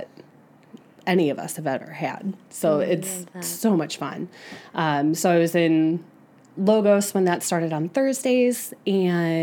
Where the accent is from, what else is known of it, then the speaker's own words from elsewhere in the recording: Aurora, Illinois, United States; also born or lived in Naperville, Illinois; Born in Naperville, right here at Edward. Grew up in Aurora.